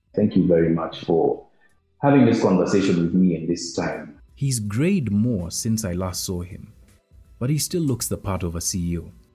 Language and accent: English; Kenya; I'm a Kenyan, an investigative journalist, a husband, and a father.